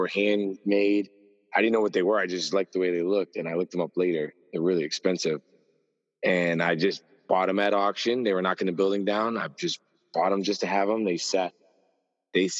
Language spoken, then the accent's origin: English; Springfield, Massachusetts, United States; I grew up in Springfield